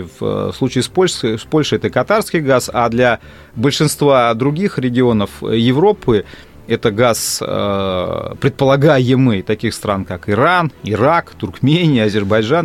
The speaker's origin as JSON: {"language": "Russian", "country": "Russia", "said": "я россиянин"}